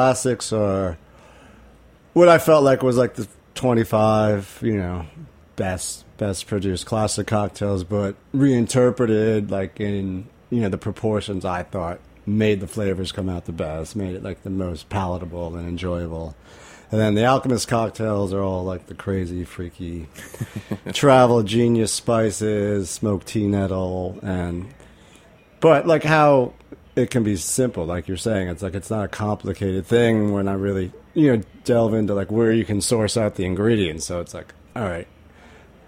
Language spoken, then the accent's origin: English; Rhode Island, United States; I grew up in Rhode Island and I had this crazy, like amazing garden my father and mother built.